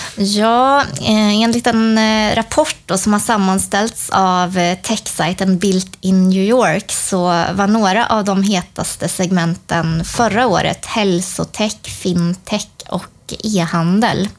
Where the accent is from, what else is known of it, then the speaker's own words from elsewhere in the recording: Sweden; som svensk